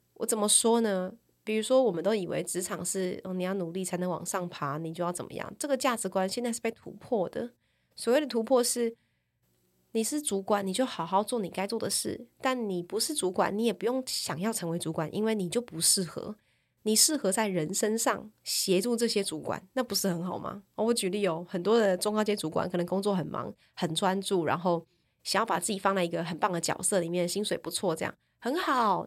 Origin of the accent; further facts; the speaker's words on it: Taichung, Taiwan; moved away as an adult; also born or lived in Taipei; 我是个台中人